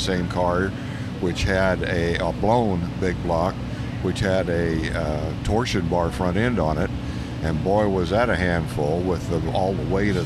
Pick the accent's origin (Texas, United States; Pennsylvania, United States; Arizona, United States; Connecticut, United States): Arizona, United States; Phoenix; also born or lived in Sierra Vista, Arizona; I'm a native Arizona. My wife is also. Our kids all was born in Arizona, grew up in Arizona. We grew up in South Phoenix